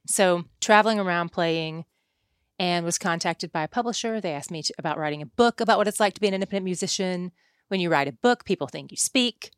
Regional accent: East Tennessee, United States; now in Dallas, United States; I'm from East Tennessee, so I'm a Tennessee girl

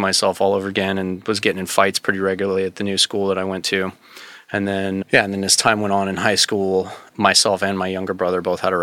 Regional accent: Wyoming, United States; also born or lived in Los Angeles, California; we moved to Wyoming and I grew up in Wyoming.

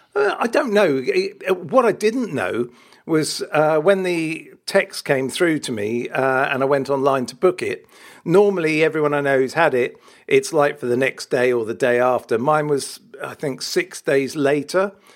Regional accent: Wales, United Kingdom; I am Welsh

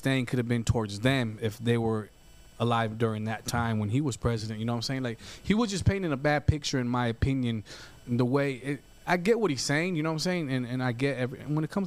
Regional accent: United States; I'm American. I was born here.

